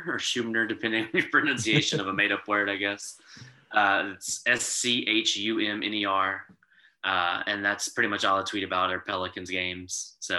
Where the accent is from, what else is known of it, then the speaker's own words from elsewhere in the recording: Baton Rouge, Louisiana, United States; LSU Tigers, I'm from Baton Rouge, so got to cheer for LSU, the Saints, all that stuff.